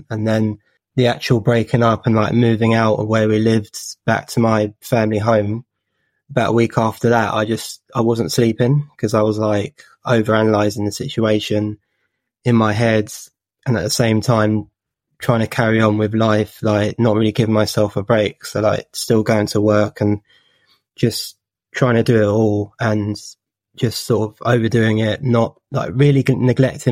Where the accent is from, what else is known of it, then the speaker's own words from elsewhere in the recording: Watford, East of England, United Kingdom; I'm from Watford in Hertfordshire.